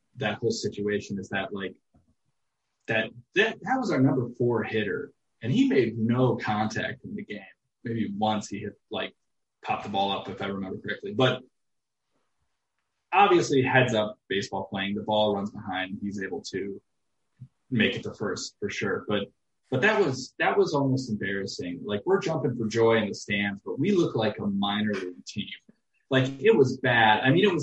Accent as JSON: {"language": "English", "region": "Midwest", "country": "United States", "moved": "yes", "lives_now": "Los Angeles, United States", "said": "we're both from the Midwest"}